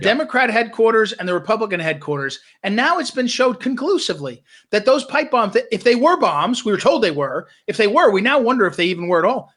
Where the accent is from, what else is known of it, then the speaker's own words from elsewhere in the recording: Missouri, United States; I'm from Missouri, which is right in the center